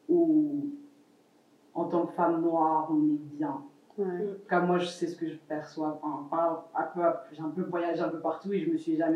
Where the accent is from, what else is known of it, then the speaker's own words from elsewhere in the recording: France; now in Montreal, Canada; moi, je suis française